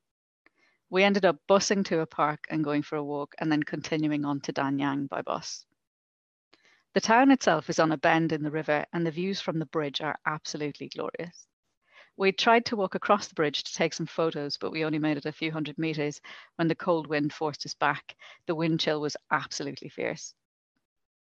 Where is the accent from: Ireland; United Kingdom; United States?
Ireland; moved away; I'm Irish.